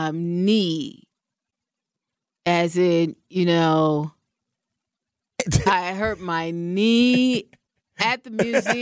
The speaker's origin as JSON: {"language": "English", "region": "West Coast", "country": "United States", "moved": "yes", "said": "Now, I'm from the West Coast, okay?"}